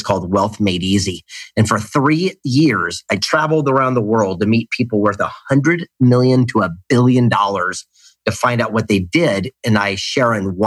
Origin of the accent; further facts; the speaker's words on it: Del Mar, California, United States; now in Carlsbad, United States; San Diego, California, the mean streets of a place called Del Mar along the beach.